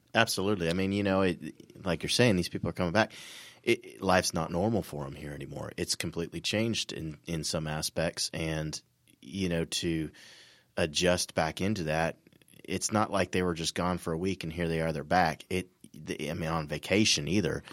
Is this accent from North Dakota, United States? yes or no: no; California, United States; I'm from California